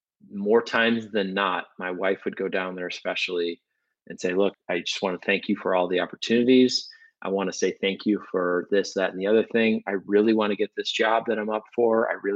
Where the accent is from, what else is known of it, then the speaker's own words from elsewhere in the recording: Midwest, United States; moved away as an adult; now in Los Angeles, United States; We're from the Midwest.